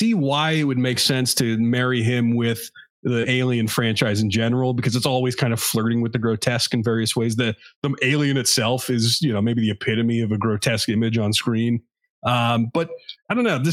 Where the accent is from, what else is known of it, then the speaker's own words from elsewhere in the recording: United States; I'm American